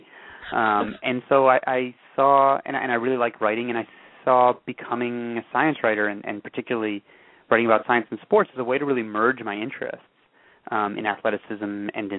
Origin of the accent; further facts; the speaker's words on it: Evanston, Illinois, United States; I grew up just outside of Chicago in Evanston, Illinois